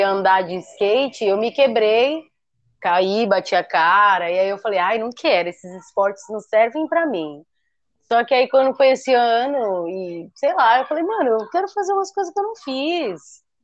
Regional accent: Guarujá, São Paulo, Brazil; do meu sotaque daqui

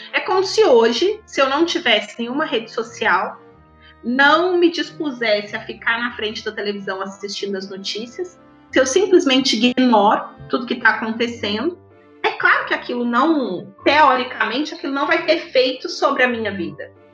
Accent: Brazil

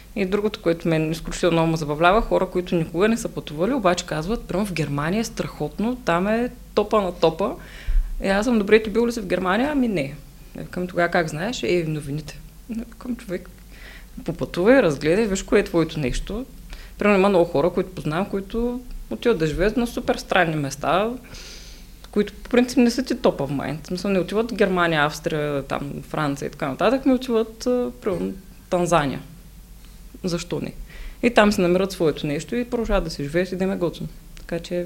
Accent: Shumen, Shumen Province, Bulgaria; аз съм от Шумен

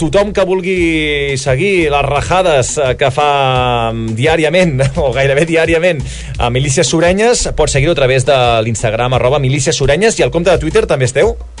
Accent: Valls, Catalonia, Spain; Jo sóc de Valls

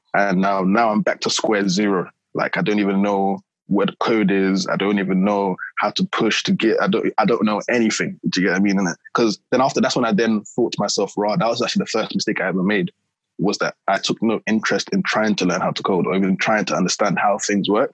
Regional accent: London, United Kingdom; I'm from South East London

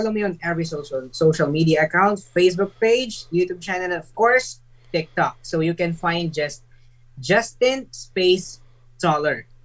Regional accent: Philippines; we're Filipino.

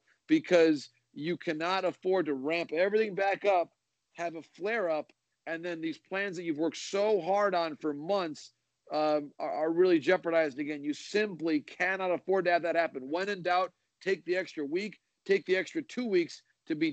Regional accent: Michigan, United States; I grew up in Michigan, sort of came of age as a baseball fan in the later part of the 1980s.

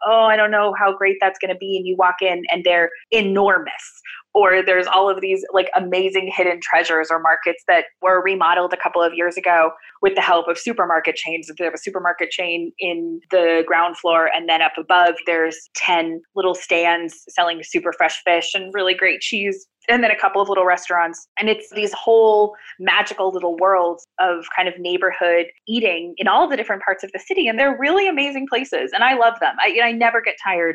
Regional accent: Seattle, Washington, United States; moved away as an adult; also born or lived in Granada, Spain; now in Madrid, Spain; grew up in the Pacific Northwest

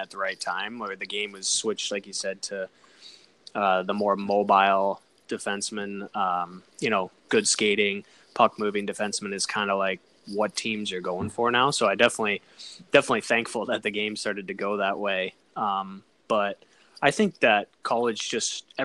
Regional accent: Colorado Springs, Colorado, United States; I grew up in Colorado Springs

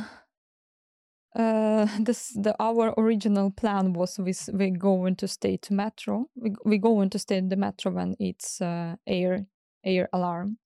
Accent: Kyiv, Ukraine; English is a second language; moved away; also born or lived in Crimea / southern Ukraine; I moved to Kyiv back to my mom, where I start to go to school

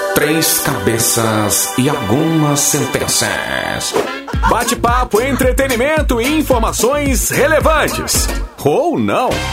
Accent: Paraná, Brazil; Eu sou do Paraná e eu cresci com os meus avós

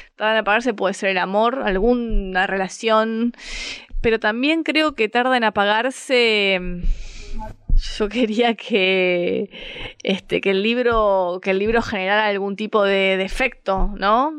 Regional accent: Avellaneda, Buenos Aires Province, Argentina; also born or lived in Montserrat, Buenos Aires; now in Buenos Aires, Argentina; soy de Avellaneda

